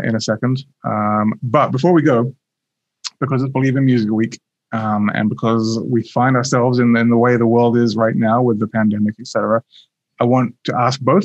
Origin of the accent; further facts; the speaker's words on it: England, United Kingdom; As an Englishman